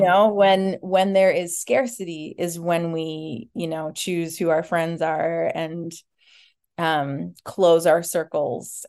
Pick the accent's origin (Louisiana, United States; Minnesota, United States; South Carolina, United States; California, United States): Minnesota, United States; Minneapolis; I grew up in Minneapolis, Minnesota